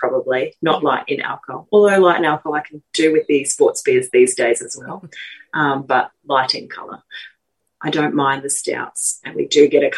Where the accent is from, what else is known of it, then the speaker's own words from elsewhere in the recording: Queensland, Australia; I'm from Queensland